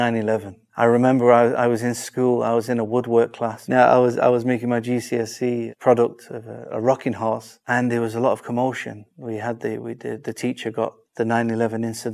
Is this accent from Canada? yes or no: no; Manchester, North West England, United Kingdom; I'm from Manchester, the famous city.